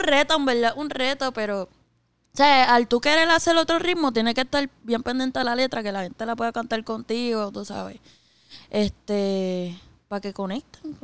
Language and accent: Spanish; Puerto Rico; soy boricua